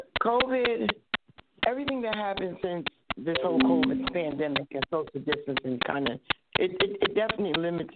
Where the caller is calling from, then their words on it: New Jersey, United States; I'm calling from New Jersey.